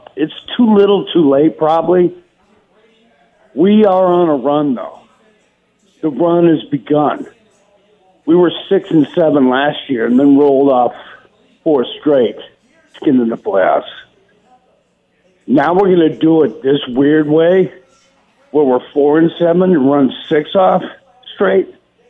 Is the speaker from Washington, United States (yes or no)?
no; Oakland, California, United States; moved away; also born or lived in Portland, Oregon; I grew up in Oakland, but also in Portland. I'm the only Raider fan in the Northwest